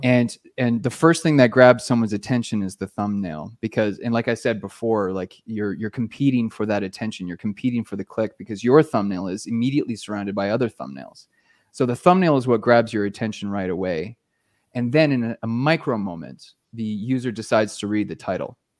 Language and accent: English; Canada; moved away as an adult; now in Costa Rica; I'm a Canadian